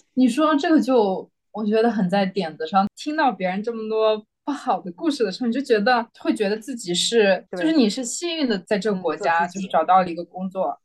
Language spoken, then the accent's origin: Chinese; Xinjiang, China; moved away as an adult; also born or lived in Beijing; now in Singapore; 我是新疆人